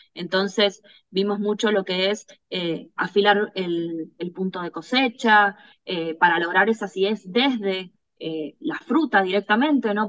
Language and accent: Spanish; Luján de Cuyo, Mendoza, Argentina; also born or lived in Córdoba, Argentina; cuando era muy chica nos vinimos a vivir a Mendoza. Eh, y bueno, acá prácticamente crecí, así que eh, soy más mendocina que cordobesa